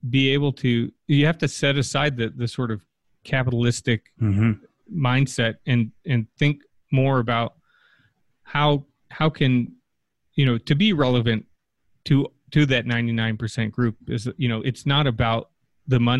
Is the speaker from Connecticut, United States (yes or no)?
yes; Connecticut, United States; also born or lived in Los Angeles; now in Flint, United States; growing up in Connecticut and working